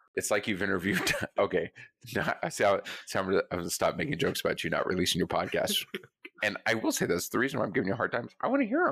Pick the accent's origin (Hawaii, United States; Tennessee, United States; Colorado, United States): Colorado, United States; moved away; I grew up in Colorado